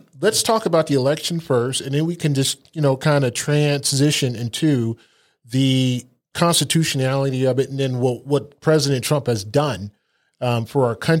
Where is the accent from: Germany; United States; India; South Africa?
Germany; I spent a lot of time in Germany. I grew up in Germany. My dad was in the service over there